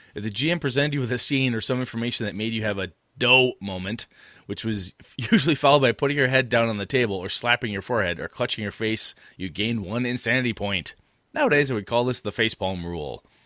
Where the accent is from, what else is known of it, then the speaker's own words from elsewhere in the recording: half hour from Stevens Point, Wisconsin, United States; half hour from my hometown.